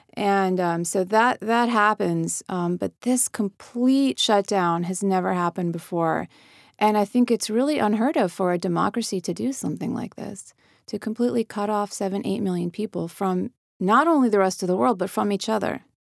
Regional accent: United States; we grew up believing America is our home, and it is, and I'm American, and this is my country

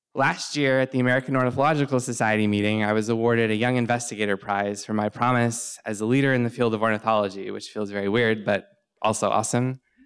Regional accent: Southern Ontario, Canada; I grew up in Southern Ontario in Canada.

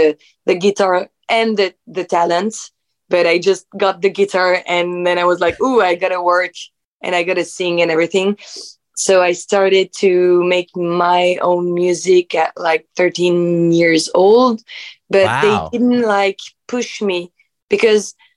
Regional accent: Nantes, Pays de la Loire, France; English is a second language; moved away as an adult; also born or lived in Paris; I was born in Nantes in France. So in the west coast of France in 1996. And I was raised there, and then I went to Paris to make my study journalism and everything

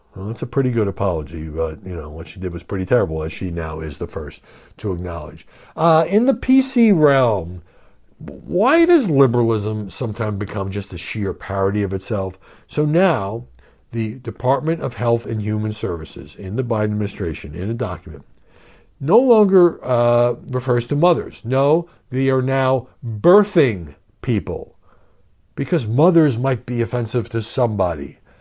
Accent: Brooklyn, New York, United States; when I was growing up in Brooklyn

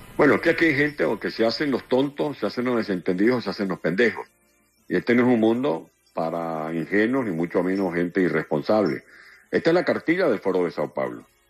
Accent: San Juan de los Morros, Guárico, Venezuela; moved away; also born or lived in Caracas; mi pueblo natal, en San Juan de los Morros

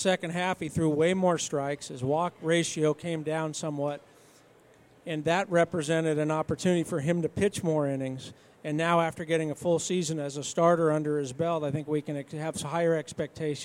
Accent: San Francisco Bay Area, California, United States; I grew up in the San Francisco Bay Area

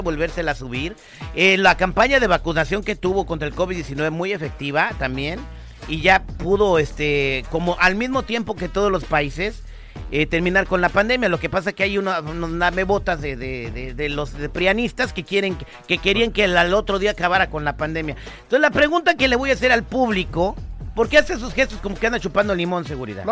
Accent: Michoacán, Mexico; now in Los Angeles, United States; yo no estaba en mi pueblo en Michoacán

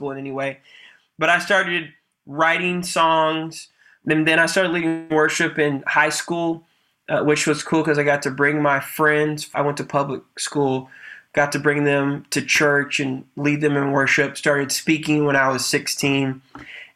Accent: Battle Creek, Michigan, United States; now in Houston, United States; I grew up in the great state of Michigan, holler at you boy, pure Michigan, in a city called Battle Creek.

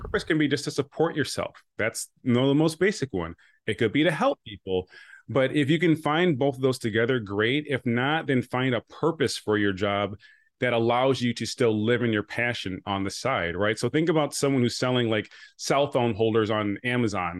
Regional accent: Rochester, New York, United States; also born or lived in Buffalo / Connecticut; I grew up nearby in Rochester

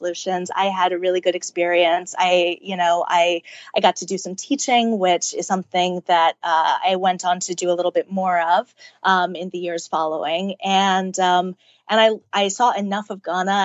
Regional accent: Wilton, Connecticut, United States; Wilton, Connecticut

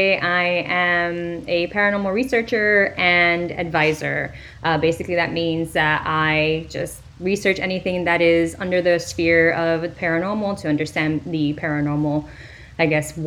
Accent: Miami, Florida, United States; also born or lived in Dominican Republic; now in Gainesville, United States; I'm from Miami, Florida, born and raised in the County of Dade, 305 till I die. But currently, you know, like, I'm not in Miami, so I guess that's not true anymore. But I just still live in Florida. I'm in Gainesville at the moment

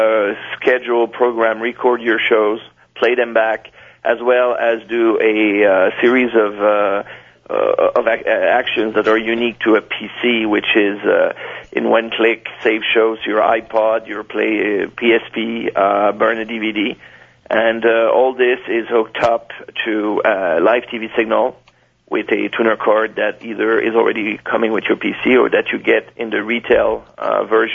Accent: Canada; accent: French; I'm from Canada

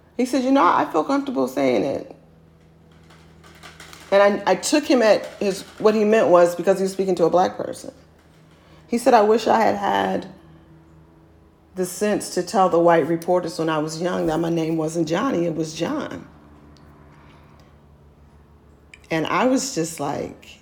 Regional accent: Oakland, California, United States; I'm from Oakland

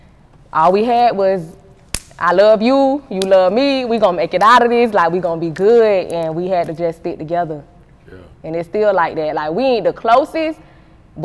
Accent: St. Petersburg, Florida, United States; 727 St. Pete all day. That's my pride and joy, man. I love St. Pete.

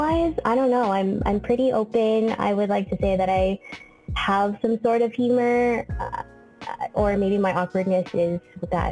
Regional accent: San Diego, California, United States; moved away as an adult; now in Bay Area, United States; I am from San Diego. Let's just start from there. Born and raised in San Diego

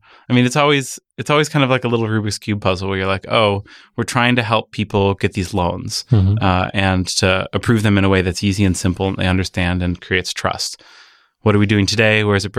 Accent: Michigan, United States; born there; also born or lived in Midwest; I was born in Michigan and my family I moved around the Midwest before coming out here.

